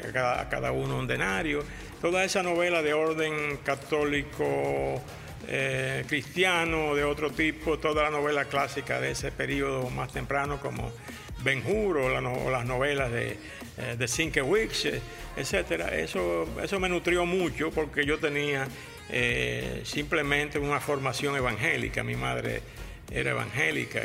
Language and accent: Spanish; Santo Domingo, Distrito Nacional, Dominican Republic; nací en Santo Domingo en el año de 1936